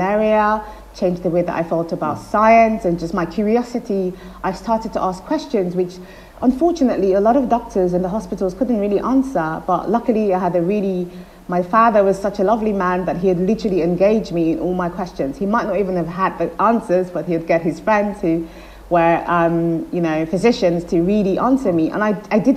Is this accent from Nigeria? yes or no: yes; Nigeria; when I was growing up in Nigeria